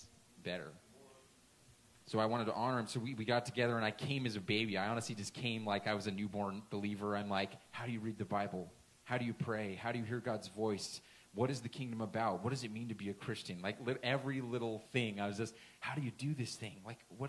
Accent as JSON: {"language": "English", "region": "Washington", "country": "United States", "tie": "born or raised there", "moved": "yes", "said": "went back home to my hometown, home state, that whole area in Washington"}